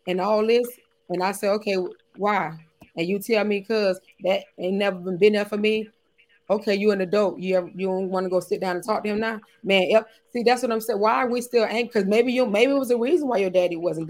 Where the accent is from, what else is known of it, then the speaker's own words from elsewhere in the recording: Miami, Florida, United States; I'm from Florida, you know, I'm from Miami